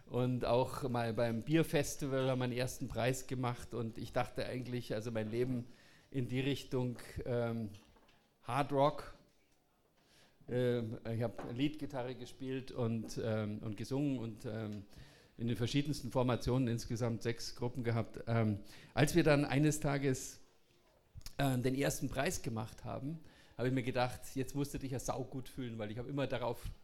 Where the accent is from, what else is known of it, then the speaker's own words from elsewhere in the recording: Bavaria, Germany; Jetzt muss ich mal anstrengen, Hochdeutsch zu reden, weil ich komme ja aus Bayern, aber ich kann Hochdeutsch reden.